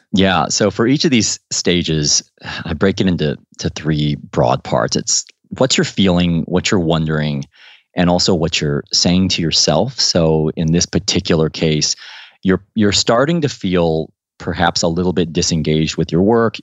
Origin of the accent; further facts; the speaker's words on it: Midwest, United States; moved away as an adult; also born or lived in Missouri / Ohio / Washington, D.C.; now in London, United Kingdom; growing up in Ohio and Missouri